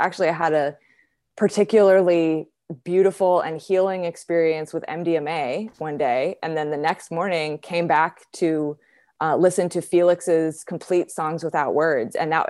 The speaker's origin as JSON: {"language": "English", "region": "California", "country": "United States", "tie": "born or raised there", "said": "I grew up in Southern California."}